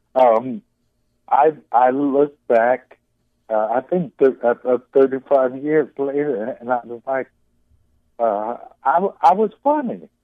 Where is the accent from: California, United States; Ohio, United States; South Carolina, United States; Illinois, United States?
Illinois, United States; Chicago; growing up in Chicago